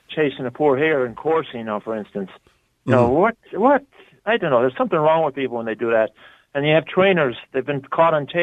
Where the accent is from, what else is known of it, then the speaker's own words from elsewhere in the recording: United States; now in Ireland; I grew up in America